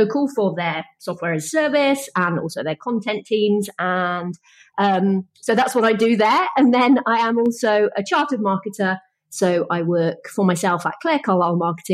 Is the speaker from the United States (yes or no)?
no; Wales, United Kingdom; I'm from Wales